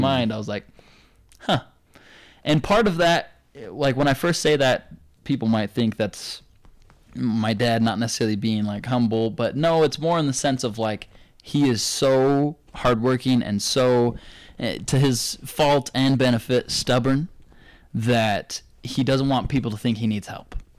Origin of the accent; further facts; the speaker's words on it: Provo, Utah, United States; also born or lived in Saint George, Utah; I tell 'em Provo